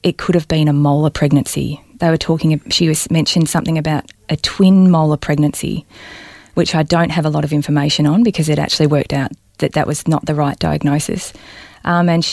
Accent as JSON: {"language": "English", "town": "Balnarring", "region": "Victoria", "country": "Australia", "tie": "born or raised there", "said": "I was born and raised in Balnarring on the Mornington Peninsula"}